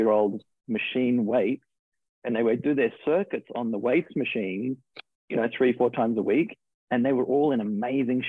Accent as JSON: {"language": "English", "country": "Australia", "accent": "Australian", "moved": "as an adult", "lives_now": "New York, United States", "said": "So I'm originally from Australia. I moved to New York 12 years ago."}